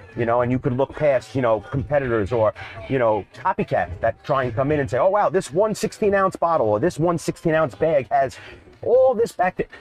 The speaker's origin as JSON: {"language": "English", "region": "New York", "country": "United States", "tie": "born or raised there", "said": "Growing up in New York and the East Coast"}